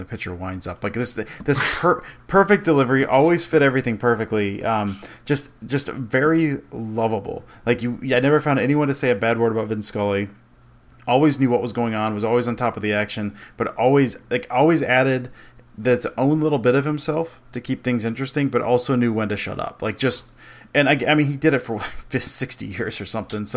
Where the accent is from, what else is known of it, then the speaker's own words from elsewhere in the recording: outside of Detroit, Michigan, United States; I grew up outside of Detroit